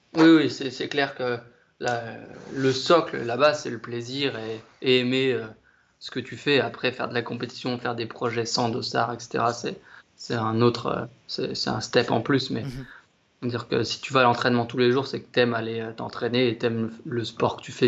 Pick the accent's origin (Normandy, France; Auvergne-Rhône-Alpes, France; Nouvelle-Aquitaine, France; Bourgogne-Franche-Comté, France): Auvergne-Rhône-Alpes, France; Amancy; moved away as an adult; now in Besançon, France; j'ai grandi en Haute-Savoie déjà. Ouais. Euh, depuis tout petit, j'ai pas un petit village qui s'appelle Amancy, à côté de la Roche-sur-Foron